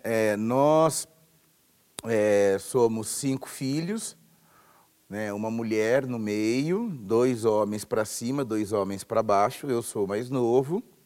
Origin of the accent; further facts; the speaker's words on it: Tupã, São Paulo, Brazil; nasci em Tupã, interior de São Paulo, interior bem distante, lá no final do estado, chamado de Alta Paulista.